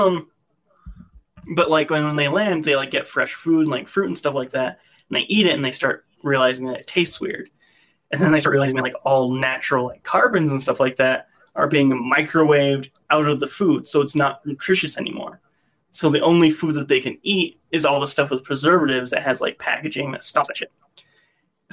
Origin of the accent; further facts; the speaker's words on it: United States; as an American